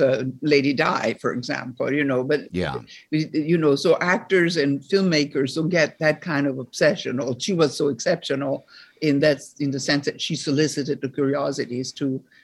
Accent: Rome, Lazio, Italy; moved away as an adult; also born or lived in Paris, France; from the age of 8 to 18, I grew up in Rome, and then I came to New York

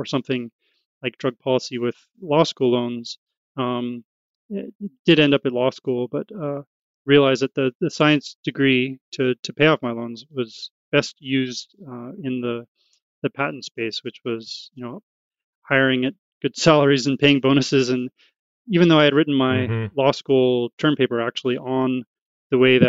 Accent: Oakland, California, United States; growing up in Oakland

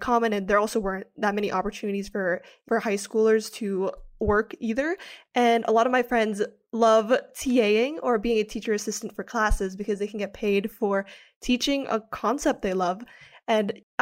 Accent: Philippines; moved away as an adult; now in United States; I am an international student. I grew up in the Philippines

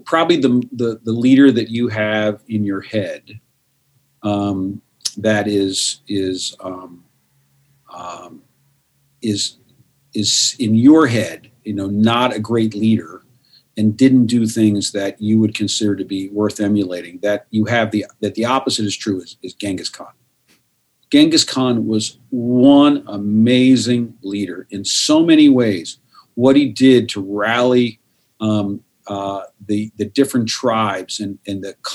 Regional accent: United States; I'm a U.S. guy. I'm an American guy.

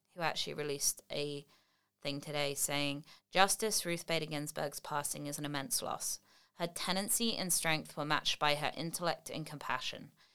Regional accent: England, United Kingdom; moved away as an adult; now in United States; I'm English, but I've lived in the States for twelve or thirteen years now

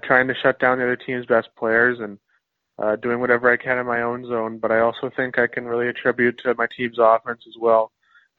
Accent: Winnipeg, Manitoba, Canada; playing in my hometown

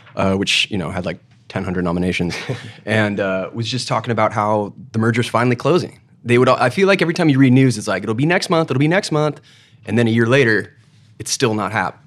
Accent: Palos Verdes, California, United States; I'm from Palos Verdes. I played at Peninsula High School uh, football.

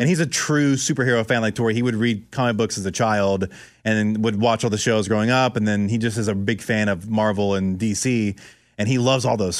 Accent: Orlando, Florida, United States; I grew up in Orlando, Florida

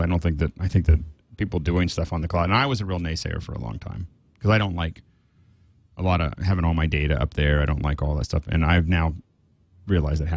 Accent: Montana, United States; my hometown in Montana

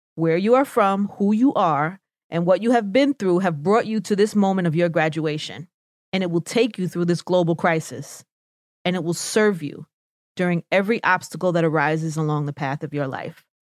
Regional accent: New York City, New York, United States; accent: New York; my New York accent was too strong

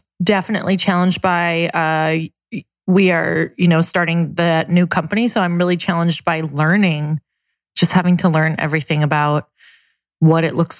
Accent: Marquette, Michigan, United States; now in Santa Monica, United States; Marquette, Michigan.

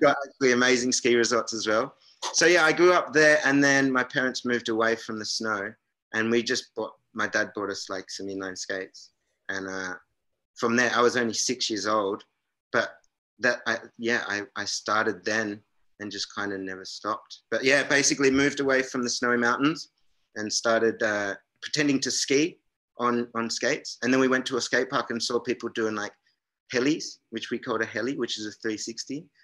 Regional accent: south of Jervis Bay, New South Wales, Australia; my hometown

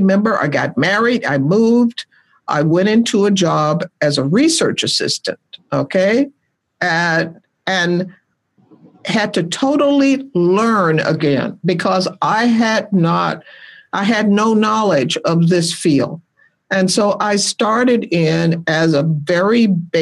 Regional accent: Birmingham, Alabama, United States; moved away as an adult; also born or lived in Seattle, Washington; I was born and raised in Birmingham, Alabama

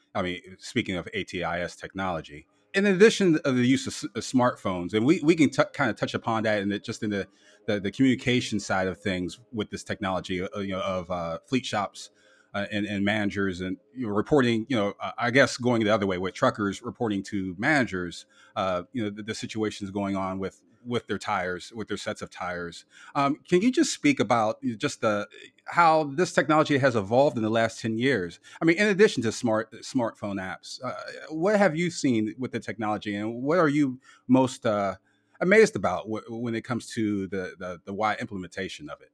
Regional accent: Canton, Ohio, United States; based out of my hometown of Canton, Ohio.

